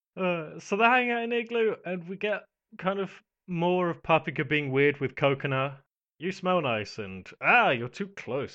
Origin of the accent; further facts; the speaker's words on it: United Kingdom; I'm British